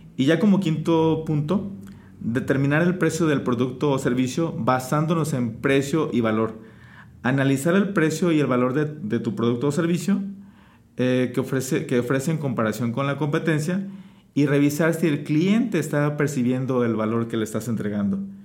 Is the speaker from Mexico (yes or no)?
yes; Mexico; es nuestra obligación como mexicanos